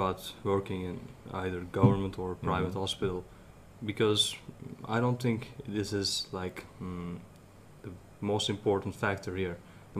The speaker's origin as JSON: {"language": "English", "region": "Antalya", "country": "Turkey", "tie": "born or raised there", "also_born_or_lived": "Erzincan", "said": "I've been living in Antalya for almost 20 years. Okay. So I can say I'm from Antalya."}